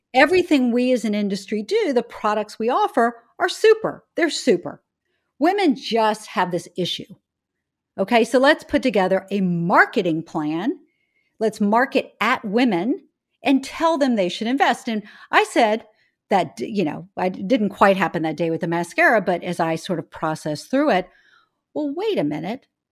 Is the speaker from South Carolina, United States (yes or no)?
yes; Charleston, South Carolina, United States; moved away as an adult; I grew up in Charleston, South Carolina.